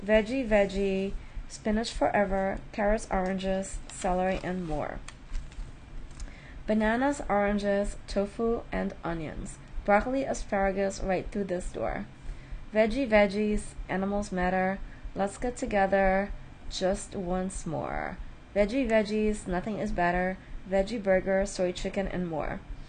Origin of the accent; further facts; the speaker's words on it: Manaus, Amazonas, Brazil; Well, for me, I grew up in South America in the Amazon jungle.